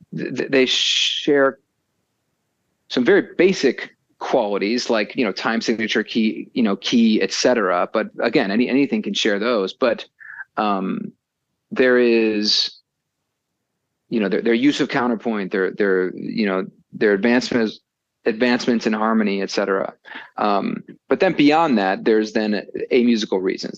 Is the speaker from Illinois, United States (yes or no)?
yes; Chicago, Illinois, United States; I'm from Chicago